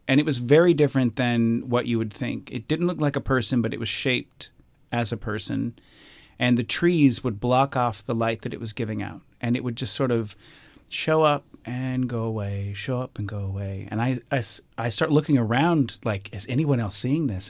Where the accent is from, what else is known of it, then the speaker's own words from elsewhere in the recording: Alabama, United States; I'm from Alabama, grew up in Alabama.